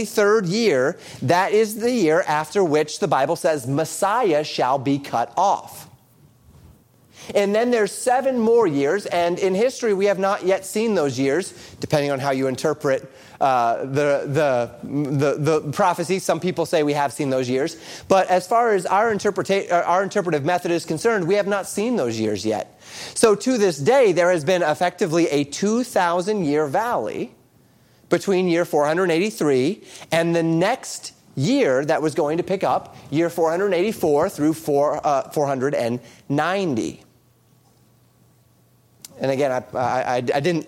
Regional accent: Colorado, United States; I grew up in Colorado

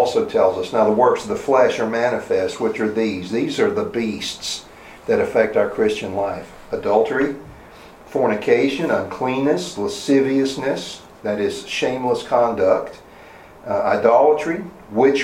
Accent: the South, United States; I grew up in the South

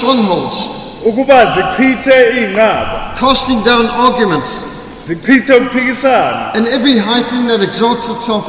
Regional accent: Zimbabwe; I grew up in Rhodesia, what today is Zimbabwe.

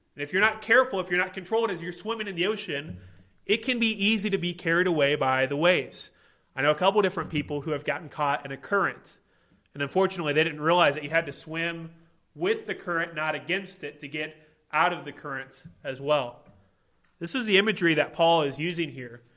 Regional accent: Illinois, United States; moved away; I grew up in Illinois

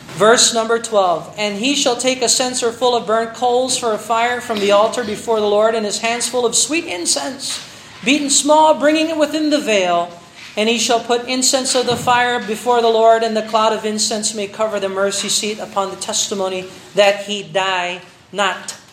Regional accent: Philippines; bilang Pilipino

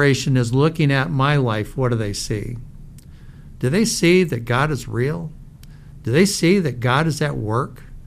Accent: Fraser, Michigan, United States; as a kid, I grew up in Fraser, Michigan

